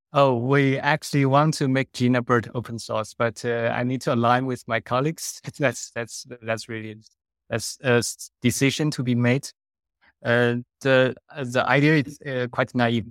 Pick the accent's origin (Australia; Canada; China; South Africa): China; moved away as an adult; also born or lived in Netherlands; I was originally from China